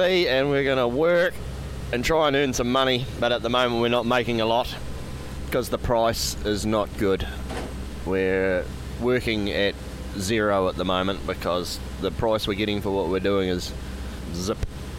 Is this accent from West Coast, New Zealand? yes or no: yes; Jackson Bay, West Coast, New Zealand; Oh, I grew up in Jackson Bay, which is 3.5 hours from here, 20 knots.